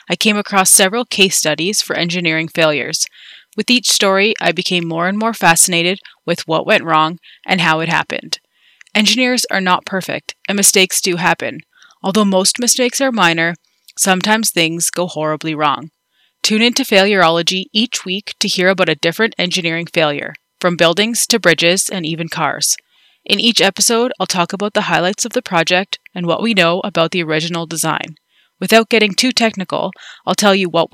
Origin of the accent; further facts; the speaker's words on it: Calgary, Alberta, Canada; I'm from Calgary, Alberta, Canada